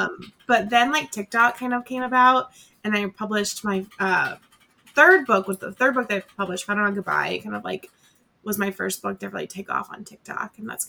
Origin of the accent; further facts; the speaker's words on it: Colorado, United States; like I grew up in Colorado, grew up going to Colorado once we moved.